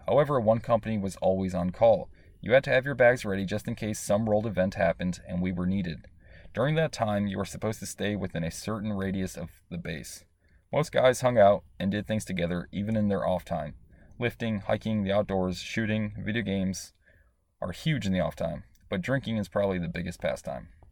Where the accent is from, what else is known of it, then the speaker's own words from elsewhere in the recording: Chicago, Illinois, United States; I grew up in Chicago.